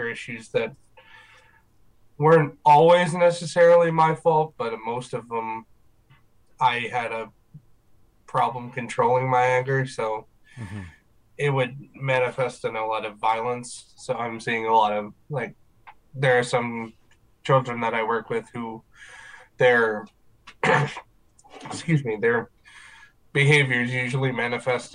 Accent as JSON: {"language": "English", "town": "Riverview", "region": "New Brunswick", "country": "Canada", "tie": "born or raised there", "said": "I am from Riverview, New Brunswick. Been here for most of my life."}